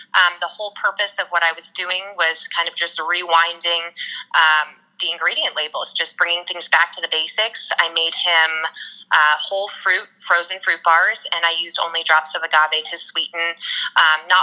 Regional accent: New Jersey, United States; moved away as an adult; also born or lived in Delaware, Ohio / New York City; now in California, United States; I actually grew up in a rural town in New Jersey

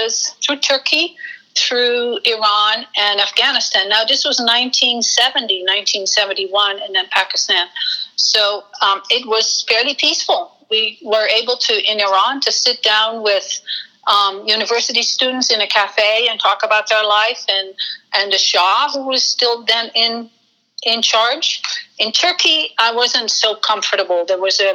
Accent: Netherlands; moved away as an adult; also born or lived in Amsterdam, Netherlands; now in United States; I'm a baby boomer, so I grew up in post-war Holland

